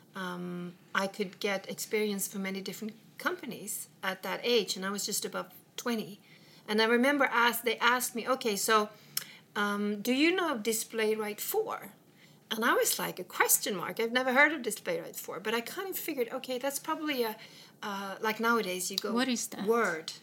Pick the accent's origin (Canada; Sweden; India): Sweden; English is a second language; also born or lived in England; I came from Sweden